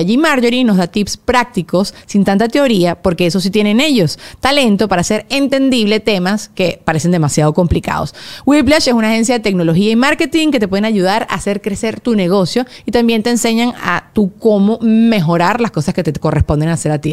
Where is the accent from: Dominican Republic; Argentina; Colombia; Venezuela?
Venezuela; now in Spain; somos las tres venezolanas